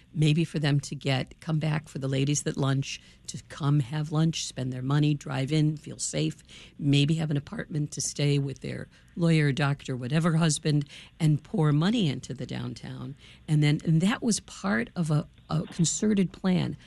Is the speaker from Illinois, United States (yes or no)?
yes; Chicago, Illinois, United States; I'm a Chicagoan